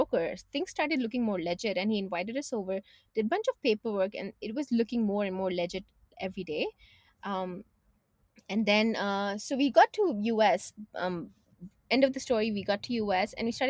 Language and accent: English; Canada; So just to give you a little background, we are from Canada, right?